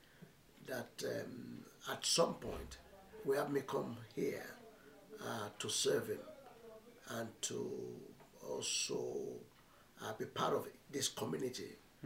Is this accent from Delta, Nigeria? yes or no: no; Akure, Ondo, Nigeria; moved away; also born or lived in Egbemo Ekiti, Ekiti State; I grew up in Nigeria, in Ondo State, the old Ondo State, in a city called Akure